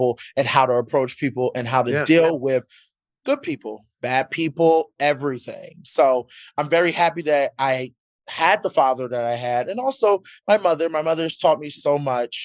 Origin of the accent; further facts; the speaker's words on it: Philadelphia, Pennsylvania, United States; I'm from Philly